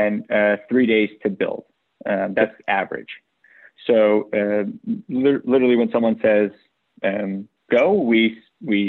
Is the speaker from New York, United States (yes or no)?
yes; New York City, New York, United States; I was born and raised in New York